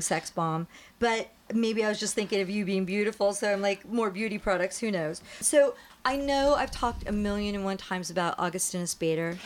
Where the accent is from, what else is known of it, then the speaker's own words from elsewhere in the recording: New Jersey, United States; also born or lived in New York; now in California, United States; I'm from New Jersey. I was born in New York